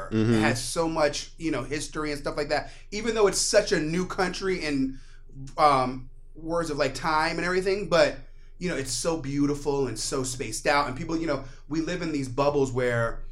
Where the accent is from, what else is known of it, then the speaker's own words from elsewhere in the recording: United States; moved away; also born or lived in New York; I was raised right outside of D.C.